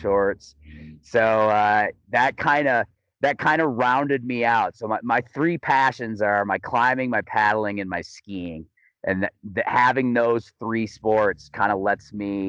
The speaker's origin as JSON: {"language": "English", "town": "Grand Rapids", "region": "Michigan", "country": "United States", "tie": "born or raised there", "also_born_or_lived": "Missoula, Montana / Colorado", "moved": "as an adult", "lives_now": "Salida, United States", "said": "I'm originally from Grand Rapids, Michigan. Grew up as kind of a, doing the whole kind of like Olympic development style ski racing."}